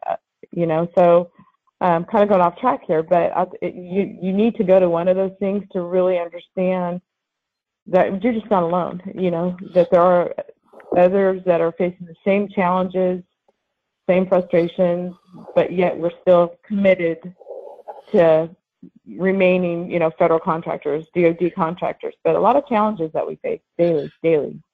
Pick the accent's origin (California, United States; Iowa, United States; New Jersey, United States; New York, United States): California, United States; Lemoore; I'm Central Valley. I grew up in Lemoore, California.